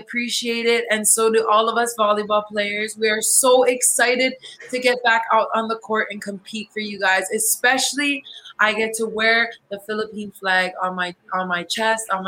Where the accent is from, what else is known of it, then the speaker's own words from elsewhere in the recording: Hawaii, United States; now in Puerto Rico; my hometown in Hawaii